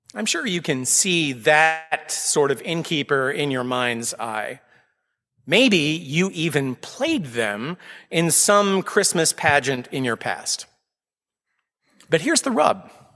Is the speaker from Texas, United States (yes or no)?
yes; Austin, Texas, United States; moved away as an adult; now in Needham, United States; I was born and raised in Austin, Texas, multiple generations of my family there.